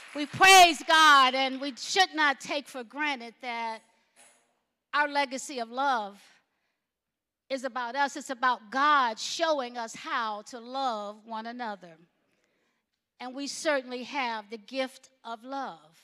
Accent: Alabama, United States; growing up in Alabama

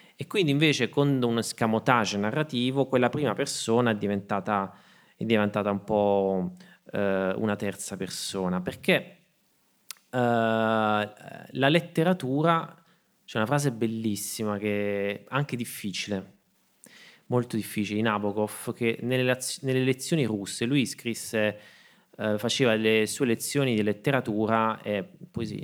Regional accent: Martina Franca, Apulia, Italy; moved away; also born or lived in Berlin / Rome / Salento; a Martina Franca mi dicono tutt'oggi quando torno nel mio paese

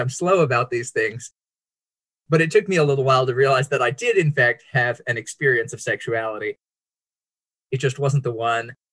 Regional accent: Bandung, West Java, Indonesia; I'm glad to be here with you guys today. And I grew up in Indonesia on the island of Java in the city of Bandung.

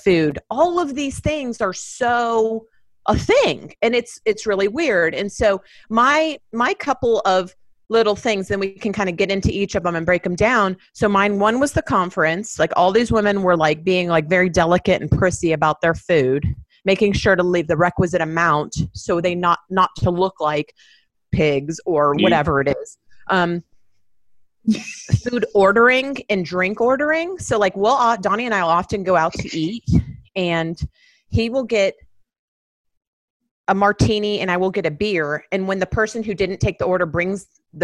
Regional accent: Miami, Florida, United States; I grew up in Miami

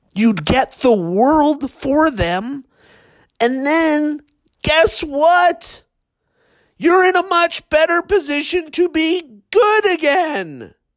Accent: Marwayne, Alberta, Canada; I grew up in Marwayne.

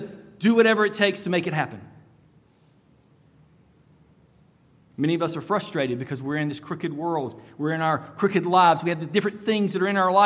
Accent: United States; As an American

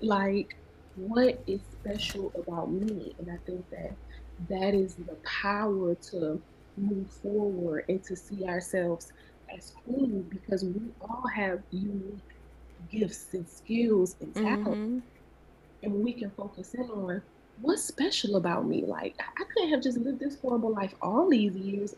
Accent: Savannah, Georgia, United States; moved away as an adult; also born or lived in Atlanta, Georgia; I'm originally from Savannah, Georgia. And graduated high school, and I moved to Atlanta.

